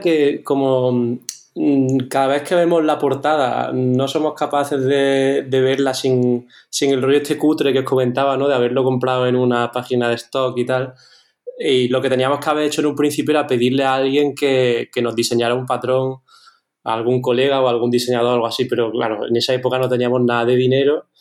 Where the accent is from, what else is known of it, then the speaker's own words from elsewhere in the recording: Córdoba, Andalusia, Spain; nosotros somos de Córdoba, que es una ciudad que, bueno, tiene 360.000 habitantes o así